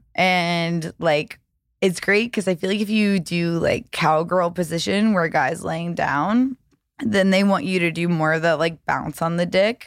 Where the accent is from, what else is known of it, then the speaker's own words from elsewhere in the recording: the South, United States; now in Los Angeles, United States; I was raised in the South